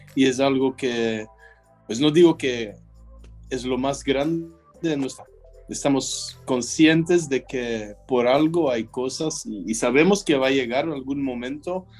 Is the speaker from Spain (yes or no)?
no; Belgium; also born or lived in Mexico; sigo siendo belga